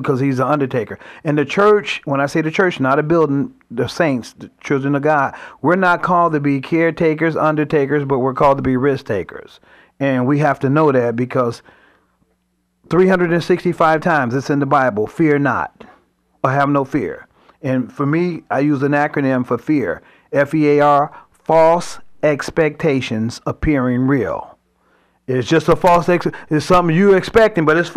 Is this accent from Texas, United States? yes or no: no; Chicago, Illinois, United States; I grew up in Chicago where we have tough winters